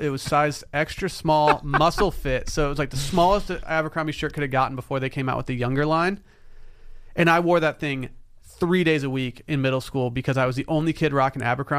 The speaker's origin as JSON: {"language": "English", "region": "Michigan", "country": "United States", "tie": "born or raised there", "said": "See, growing up in Northern Michigan, small town Northern Michigan"}